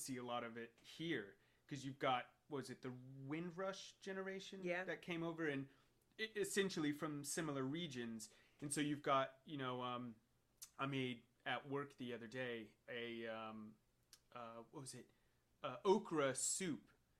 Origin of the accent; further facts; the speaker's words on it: the South, United States; But yeah, I mean, like, where I grew up in the South was heavily influenced, like I said, by, like, soul food